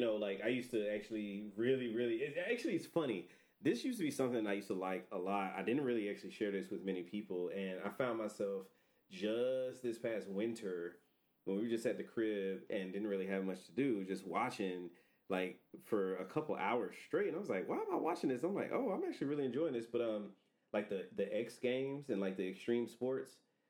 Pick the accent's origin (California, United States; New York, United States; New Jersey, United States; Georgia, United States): Georgia, United States; Atlanta; we're from Atlanta